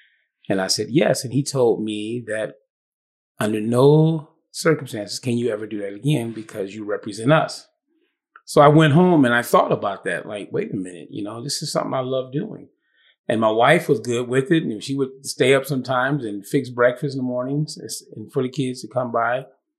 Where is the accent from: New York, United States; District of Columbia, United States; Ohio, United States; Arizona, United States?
Ohio, United States; Cleveland; moved away as an adult; also born or lived in Tiffin, Ohio / Michigan; I started off born and raised in Cleveland, Ohio.